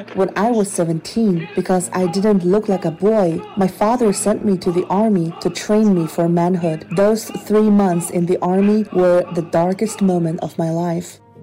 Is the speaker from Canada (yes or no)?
no; Northeast China, China; I'm from Northeast China.